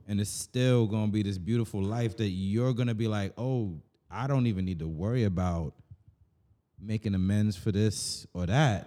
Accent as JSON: {"language": "English", "country": "Jamaica", "said": "me just speaking as a Jamaican"}